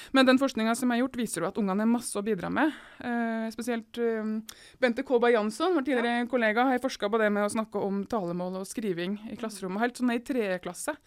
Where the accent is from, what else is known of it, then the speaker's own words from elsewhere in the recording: Seljord, Telemark, Norway; jeg Kommer fra Seljord i Telemark